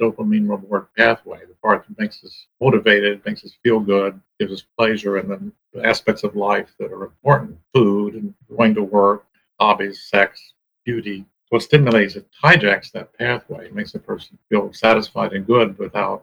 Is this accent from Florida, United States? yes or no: no; Ohio, United States; I grew up in Ohio on a farm